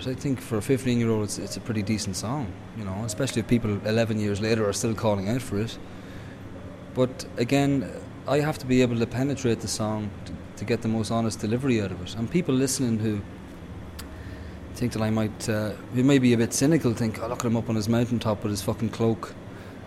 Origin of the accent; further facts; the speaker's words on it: Dundalk, County Louth, Ireland; there was an element of repression growing up in Dundalk